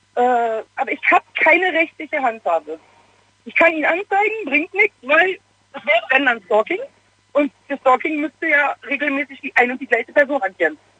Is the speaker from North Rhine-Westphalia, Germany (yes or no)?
yes; Gladbach, North Rhine-Westphalia, Germany; moved away as an adult; habe ich meine Heimatstadt verlassen, bin aus Gladbach weggezogen